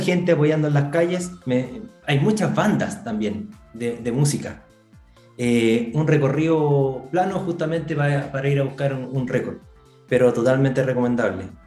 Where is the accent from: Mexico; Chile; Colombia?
Chile; Tocopilla, Antofagasta; somos de Tocopilla